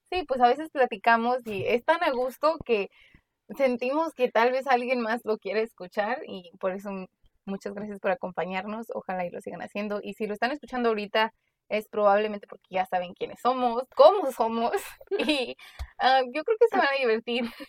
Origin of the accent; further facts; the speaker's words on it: Mexico; moved away; como nosotros crecimos en México un tiempo, vimos diferentes problemas, vivimos diferente, vinimos para acá